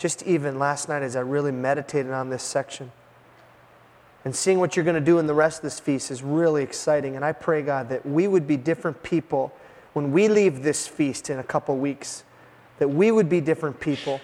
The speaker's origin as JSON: {"language": "English", "country": "United States", "said": "as American Christians"}